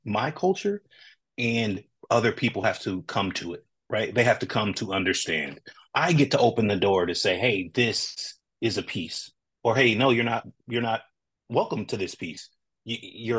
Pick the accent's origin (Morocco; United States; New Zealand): United States; West Coast; I'm a very West Coast guy